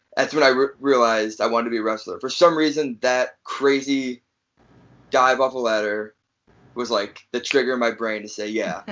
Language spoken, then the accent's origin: English; Chicago, Illinois, United States; also born or lived in New Jersey; I'm from fr- from Chicago, but I was originally born in New Jersey. I was born in New Jersey